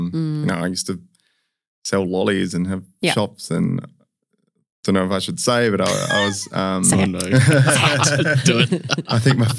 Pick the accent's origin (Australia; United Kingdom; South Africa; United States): Australia; Perth, Western Australia; also born or lived in Sydney; I was born in Sydney, but we moved here when I was three, so I very much from Perth.